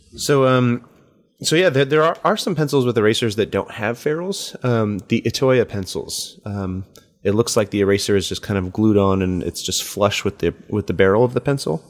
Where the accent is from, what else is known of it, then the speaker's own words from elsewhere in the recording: United States; as an American and as somebody who grew up in the, like, eighties and nineties